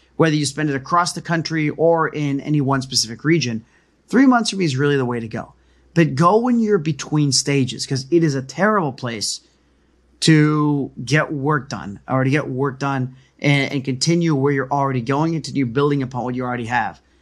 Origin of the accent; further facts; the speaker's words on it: United States; moved away; also born or lived in Connecticut / Cusco, Peru; I'm Indian, 'cause again, I, I grew up in New York and Connecticut